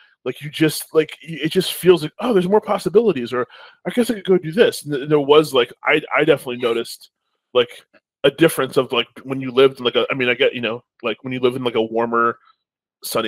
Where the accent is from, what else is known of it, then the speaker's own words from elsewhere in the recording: upstate New York, United States; also born or lived in Okinawa, Japan; I'm from New York, lived upstate New York, you know, all my life